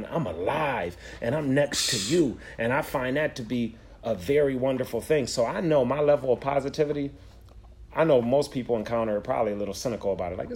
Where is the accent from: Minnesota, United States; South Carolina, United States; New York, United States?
New York, United States; Buffalo; I'm from Buffalo